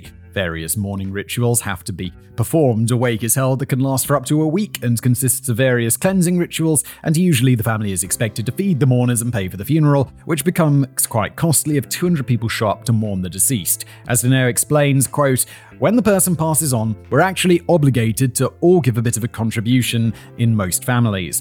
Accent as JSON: {"language": "English", "country": "United Kingdom", "said": "I'm British."}